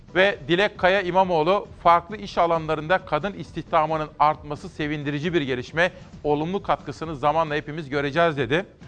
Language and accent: Turkish; Kütahya, Turkey; moved away; Akdeniz'den Kütahya'ya geliyorum, memleketime.